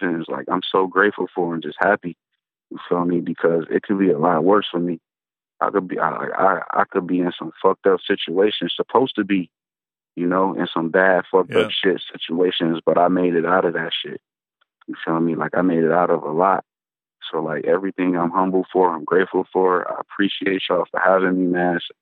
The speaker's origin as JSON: {"language": "English", "town": "Buffalo", "region": "New York", "country": "United States", "also_born_or_lived": "Atlanta", "moved": "as an adult", "said": "I come from Buffalo, New York"}